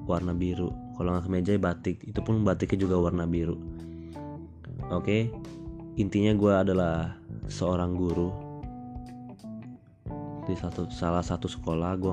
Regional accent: Jakarta, Indonesia; born there; Iya, gue orang Batak, tapi lahir di Jakarta, lahir di rumah sakit Tebet, tahun 95.

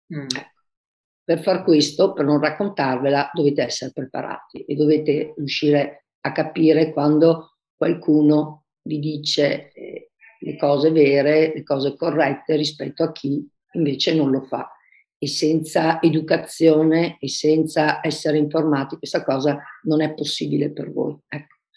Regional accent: Verona, Veneto, Italy; moved away as an adult; now in Caldogno, Italy; vivo, vivo a Caldogno, adesso da sposata, ma sono di Verona

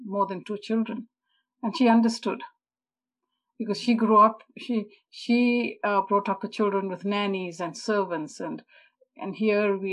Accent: Zimbabwe; moved away; also born or lived in India; I didn't grow up in a typical East Indian family as such. I come from Zimbabwe

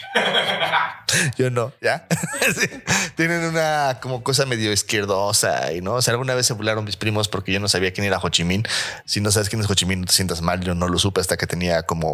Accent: Mexico; siendo mexicano

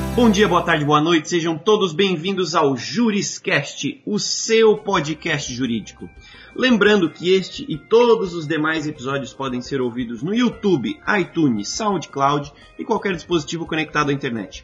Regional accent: Brazil; enquanto brasileiros

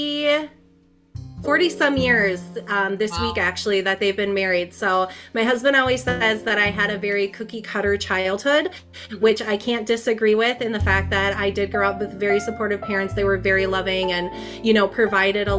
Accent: Minnesota, United States; born or raised there; also born or lived in Twin Cities, Minnesota

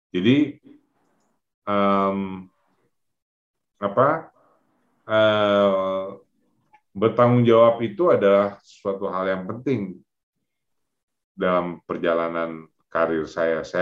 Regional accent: Pekanbaru, Riau, Indonesia; born there; also born or lived in Jakarta; mereka merantau dari kampung di Payakumbuh sana, kemudian ke Pekanbaru, saya lahir di Pekanbaru, kemudian ke Jakarta.

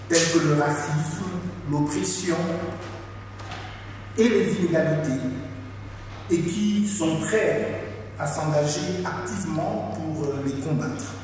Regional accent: Paris region, Île-de-France, France; moved away as an adult; also born or lived in United States; now in Gabon; j'ai 51 ans. Je suis né ici en France de parents gabonais. J'ai passé une très grande partie de ma vie ici, en fait dans la région parisienne.

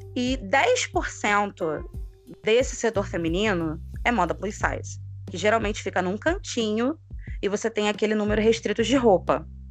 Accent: Rio de Janeiro, Brazil; Sou aqui do Rio de Janeiro, professora

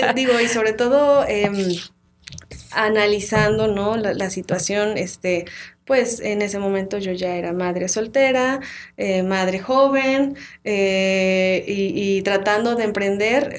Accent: Tlaxcala, Mexico; also born or lived in Huamantla; yo soy originaria de, Tlaxcala, nací en Tlaxcala, sin embargo, este, mi familia es de Huamantla

